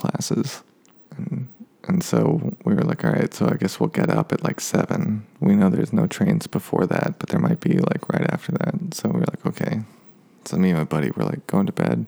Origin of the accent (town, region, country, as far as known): United States